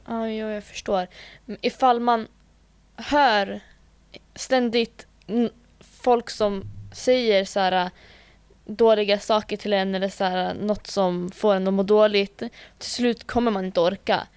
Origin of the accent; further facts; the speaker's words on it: Norsborg, Stockholm County, Sweden; jag är från Norsborg, jag är från Botkyrka